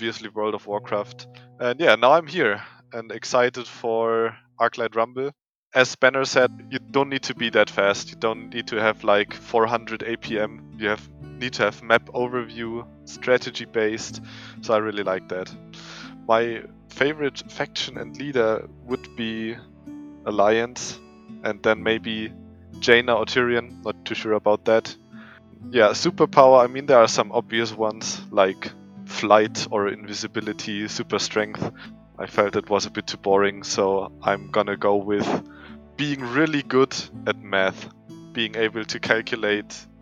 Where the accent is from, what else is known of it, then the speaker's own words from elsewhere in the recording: Germany; I'm from Germany.